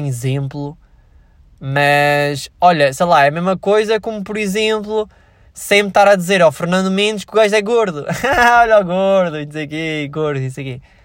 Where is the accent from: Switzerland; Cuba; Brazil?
Switzerland; now in Portugal; eu nasci na Suíça